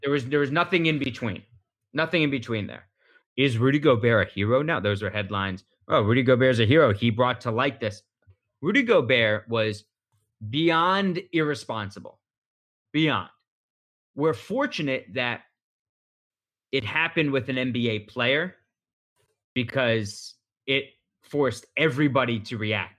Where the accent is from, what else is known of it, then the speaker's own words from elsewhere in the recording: Philadelphia, Pennsylvania, United States; I'm from Philadelphia